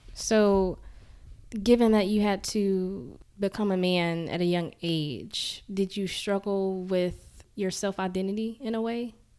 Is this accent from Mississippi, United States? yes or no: yes; Jackson, Mississippi, United States; I'm born and raised in Jackson, Mississippi